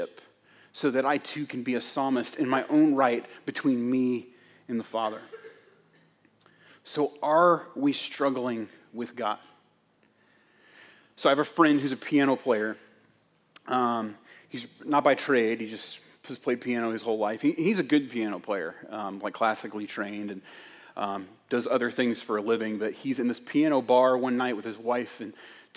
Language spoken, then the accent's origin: English; United States; as an American Christian